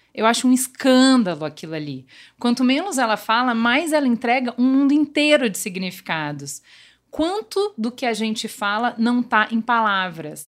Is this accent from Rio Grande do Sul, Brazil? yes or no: yes; Rio Grande do Sul, Brazil; accent: gaúcho; now in São Paulo, Brazil; eu cheguei em São Paulo, porque evidentemente o jeito gaúcho de falar não é que só tem um sotaque diferente